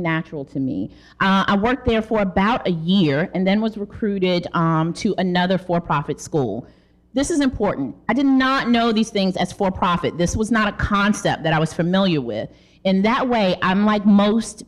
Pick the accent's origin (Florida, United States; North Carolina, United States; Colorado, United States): North Carolina, United States; Charlotte; I am from North Carolina, Charlotte, North Carolina